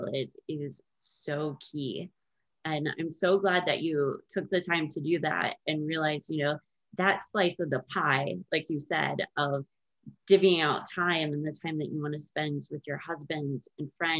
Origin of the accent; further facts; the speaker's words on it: United States; being an American since I was born here